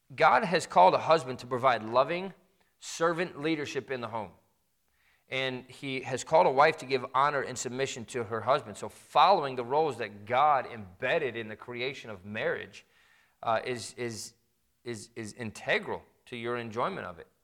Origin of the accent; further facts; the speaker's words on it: Midwest, United States; I grew up in the Midwest